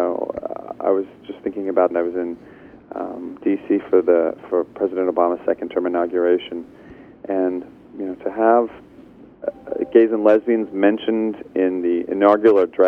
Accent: Salt Lake City, Utah, United States; moved away as an adult; also born or lived in Los Angeles, California; I grew up in Salt Lake City, Utah

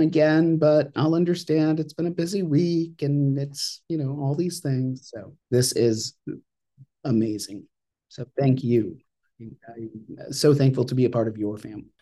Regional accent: Ogunquit, Maine, United States; I grew up in a little town called Ogunquit

